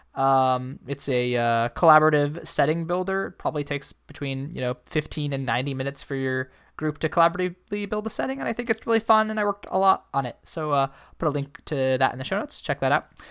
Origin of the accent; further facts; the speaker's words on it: Midwest, United States; as a Midwesterner